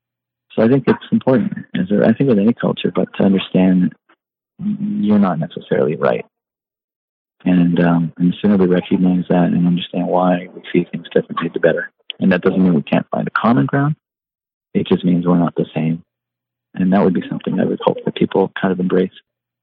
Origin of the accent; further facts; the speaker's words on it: Vermont, United States; I came from Vermont, as you know, and so I was dealing with some of the science communities